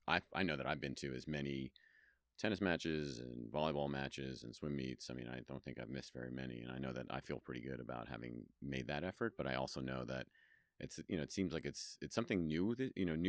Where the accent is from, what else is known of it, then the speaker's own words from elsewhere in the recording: New York, United States; also born or lived in Washington, D.C.; now in Reno, United States; I'm originally from New York, so it's a little bit, and lived in D.C. for a long time.